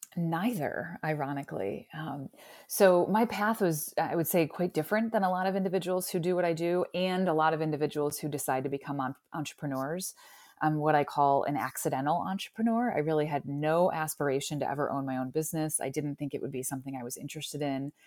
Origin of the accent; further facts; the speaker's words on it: Parma, Ohio, United States; also born or lived in Cleveland, Ohio; So I was actually born and raised here in Cleveland. I grew up in Parma, Ohio